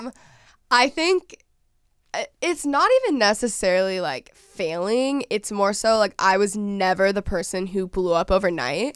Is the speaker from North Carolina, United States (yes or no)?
no; Dallas, Texas, United States; moved away as an adult; I'm from Dallas, I'm from Texas originally